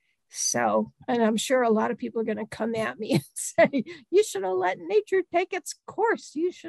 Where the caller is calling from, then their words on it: Delaware, United States; also born or lived in North Carolina, United States; I am in central Delaware, and I live right in the middle of poultry country right now, although I didn't always. I spent the better part of my 40s in North Carolina